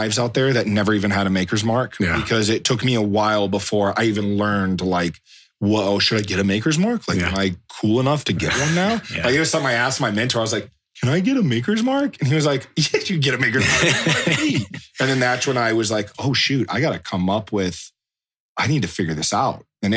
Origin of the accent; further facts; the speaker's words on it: Atlanta, Georgia, United States; moved away; also born or lived in Waynesville, North Carolina; I grew up in Atlanta